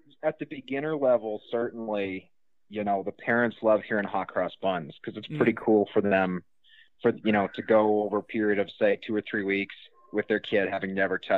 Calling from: rural Manitoba, Canada; I'm calling you from rural Manitoba, Canada.

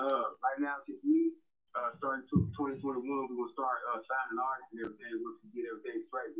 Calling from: Colorado Springs, Colorado, United States; I'm calling from Colorado Springs, Colorado.

